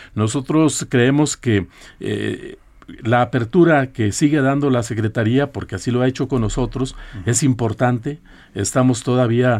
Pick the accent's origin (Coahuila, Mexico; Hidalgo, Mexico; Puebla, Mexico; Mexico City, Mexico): Coahuila, Mexico; de allá de, mi tierra, que es Coahuila